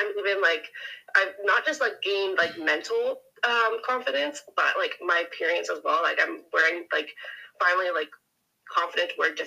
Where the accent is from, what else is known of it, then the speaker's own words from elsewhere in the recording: Kelowna, British Columbia, Canada; moved away as an adult; now in Surrey, Canada; So I'm from Canada. Born and raised in Kelowna, but I'm currently living in Surrey, BC.